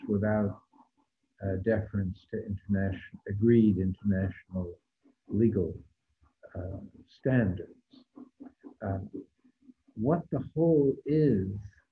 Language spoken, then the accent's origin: English; United States; speaking as an American